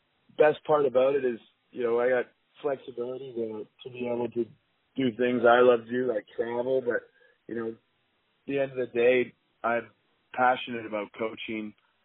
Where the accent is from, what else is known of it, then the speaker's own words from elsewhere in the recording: Philadelphia, Pennsylvania, United States; So I'm, this is my hometown, and, you know, I love Philly sports and love cheering for the Eagles on Sunday.